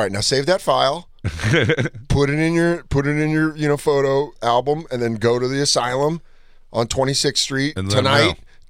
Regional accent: Aurora, Colorado, United States; born or raised there; moved away

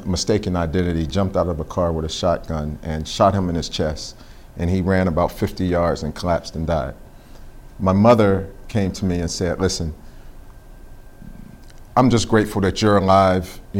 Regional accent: Pittsburgh, Pennsylvania, United States; I don't think my experience was any different than anyone else growing up there.

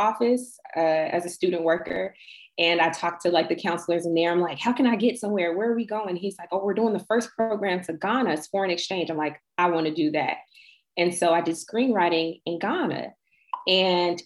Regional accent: United States; I'm from America but I'm like returning to my roots

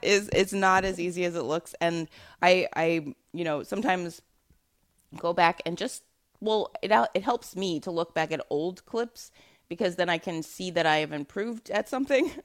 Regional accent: New York City, New York, United States; I'm from Brooklyn.

